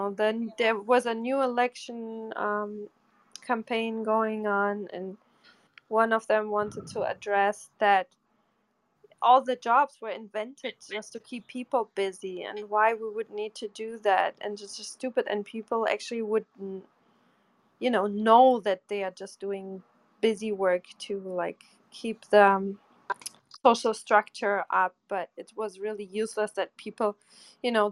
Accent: Bochum, North Rhine-Westphalia, Germany; moved away; the same town I grew up in Germany, Bochum

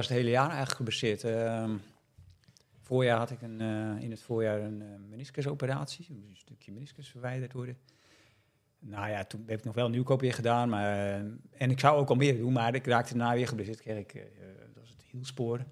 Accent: Netherlands; ik uit Nederland kwam

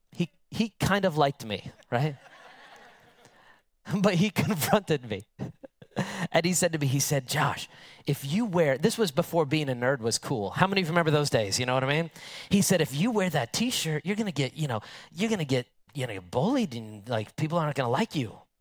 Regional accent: United States; an American with modern English

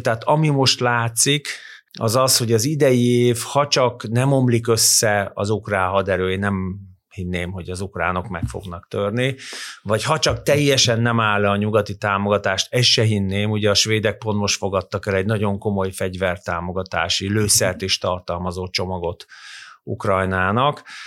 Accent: Hungary

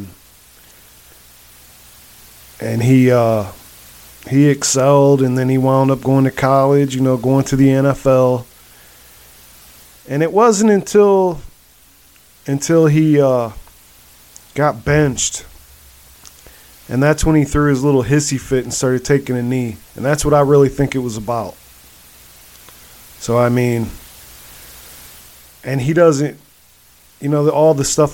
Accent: Akron, Ohio, United States; I'm from Akron

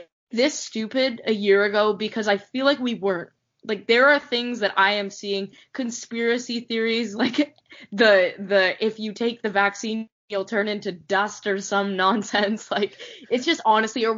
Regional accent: Canada; I'm a Canadian kid

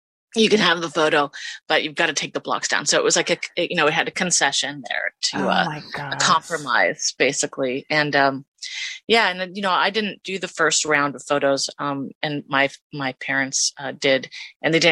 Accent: Los Angeles, California, United States; From Los Angeles

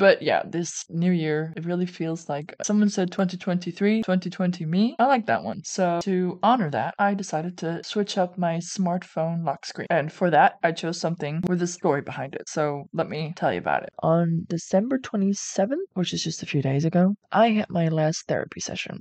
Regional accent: Netherlands; I'm from the Netherlands, which is a European Union country.

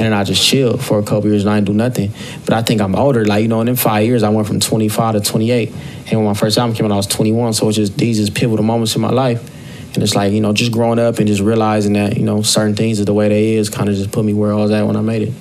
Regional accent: Long Beach, California, United States; I'm from Long Beach

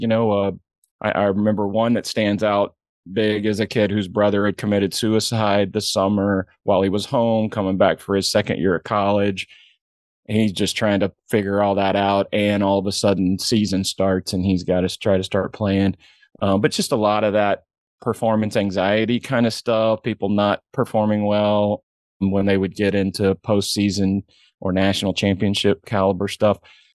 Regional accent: Indiana, United States; Didn't grow up in golf. Basketball was my world. I grew up in Indiana. And back in my day, man, that was everything.

